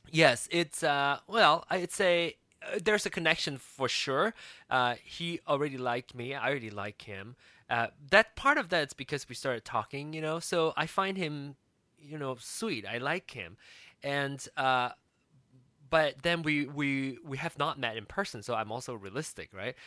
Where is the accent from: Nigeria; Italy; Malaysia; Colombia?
Malaysia; moved away as an adult; also born or lived in Kansas City, United States; I came from Malaysia and came to America for school